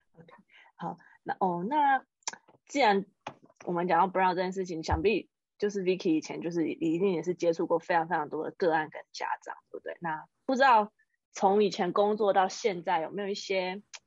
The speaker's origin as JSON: {"language": "Chinese", "country": "Taiwan", "moved": "as an adult", "lives_now": "United States", "said": "我们台湾人"}